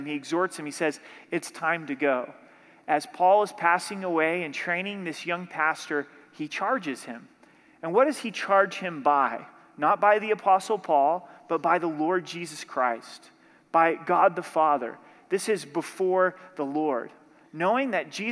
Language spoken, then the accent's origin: English; Southern Oregon, United States; I grew up in Southern Oregon